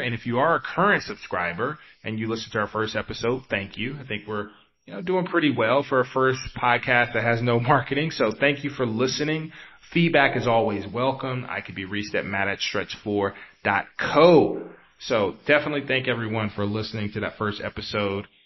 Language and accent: English; the South, United States; also born or lived in East Coast; now in San Francisco, United States; I'm from the South